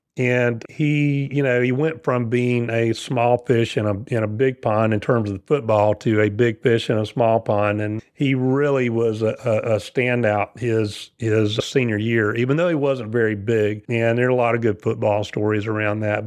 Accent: South Carolina, United States; moved away as an adult; now in Cary, North Carolina, United States; I'm from South Carolina, so not too far away. Moved here in nineteen ninety

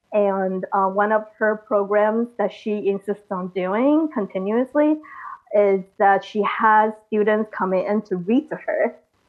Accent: United States; So of an educational system and the same process like growing up in America.

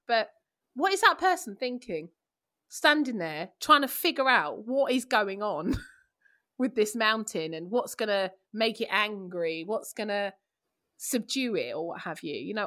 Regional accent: London, United Kingdom; I'm from East London

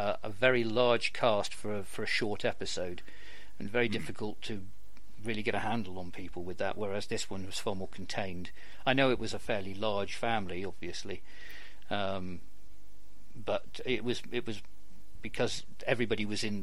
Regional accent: United Kingdom

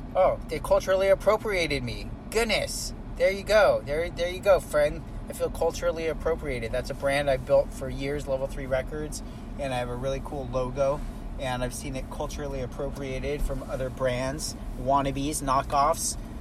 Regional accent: California, United States; now in Texas, United States; I'm from California

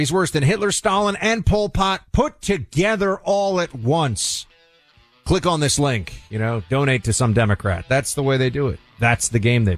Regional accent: New York, United States; As a New Yorker

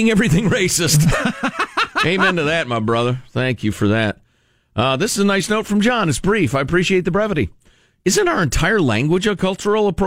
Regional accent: Chicago, Illinois, United States; I, I grew up in Chicago. Black people said it all the time.

